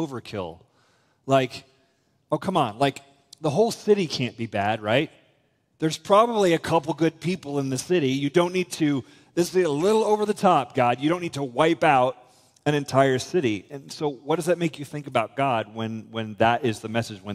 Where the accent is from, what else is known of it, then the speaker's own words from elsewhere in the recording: United States; I'm an American